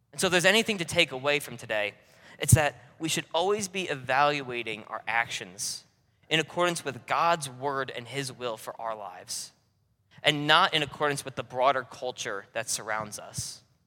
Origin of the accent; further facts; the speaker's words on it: New York, United States; accent: New Yorker; moved away as an adult; also born or lived in North Carolina; I was born and raised in New York, and oh, I don't have a New York City accent. I'm not, hey, you guys over there. I still talk like a New Yorker 'cause that's where I'm from